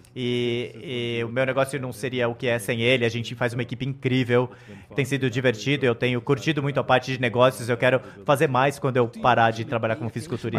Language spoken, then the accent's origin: Portuguese; Canada; now in Florida, United States; Eu sou do Canadá